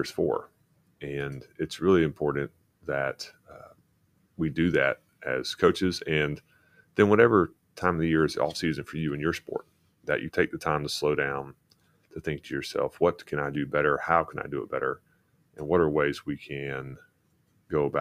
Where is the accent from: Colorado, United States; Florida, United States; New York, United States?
Florida, United States; moved away; I grew up in Florida